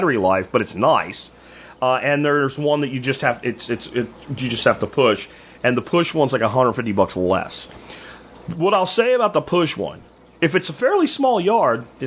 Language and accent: English; Pennsylvania, United States; moved away; where I grew up in Pennsylvania